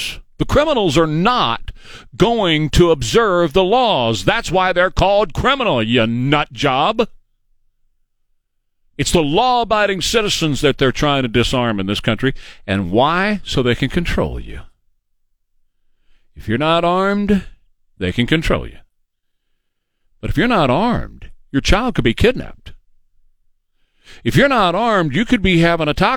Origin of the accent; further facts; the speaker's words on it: United States; We as American citizens